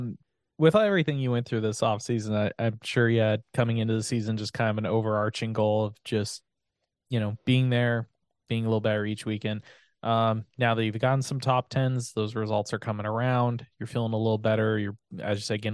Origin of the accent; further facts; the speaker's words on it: California, United States; I'm born and raised in California